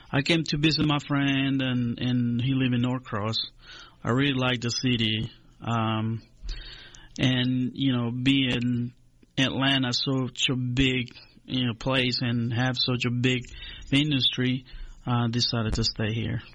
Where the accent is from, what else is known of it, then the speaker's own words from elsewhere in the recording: Honduras; moved away as an adult; now in Griffin, United States; I was born in Honduras, in Central America, um, in the 70s, uh-huh. late uh-huh. 70s. Uh-huh. Uh, moved to the United States uh, approximately 10 years ago. I grew up in Honduras.